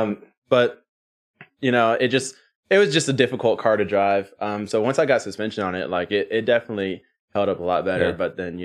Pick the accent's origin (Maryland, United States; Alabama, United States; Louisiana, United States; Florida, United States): Alabama, United States; Birmingham; I'm from Birmingham, Alabama.